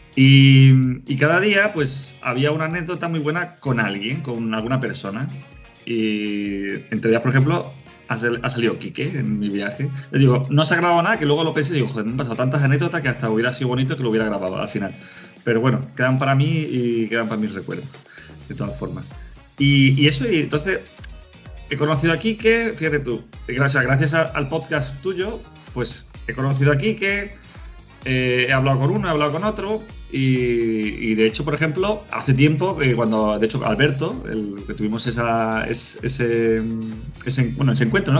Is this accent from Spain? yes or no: yes; Spain; soy español